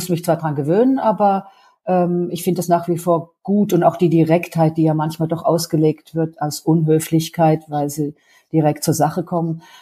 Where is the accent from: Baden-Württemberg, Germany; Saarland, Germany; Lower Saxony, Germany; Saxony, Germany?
Baden-Württemberg, Germany; ich komme aus dem Badischen und es wird nicht umsonst die deutsche Toskana genannt